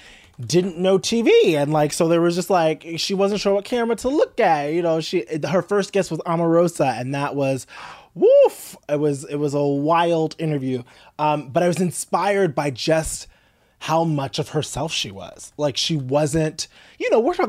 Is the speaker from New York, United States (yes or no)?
yes; New York, United States; I'm from New York